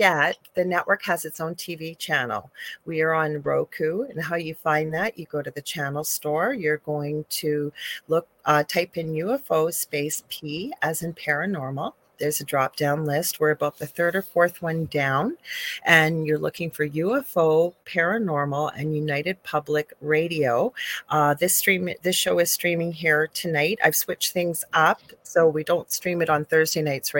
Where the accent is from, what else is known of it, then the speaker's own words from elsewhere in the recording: Thunder Bay, Ontario, Canada; I'm a Canadian spiritual medium